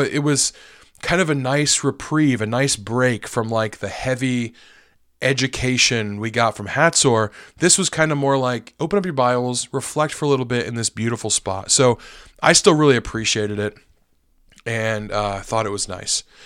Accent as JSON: {"language": "English", "country": "United States", "said": "as an American"}